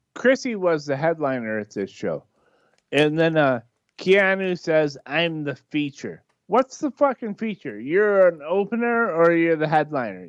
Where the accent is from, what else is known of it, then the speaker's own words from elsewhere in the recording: Michigan, United States; I'm from Michigan too. Like, I'm inland.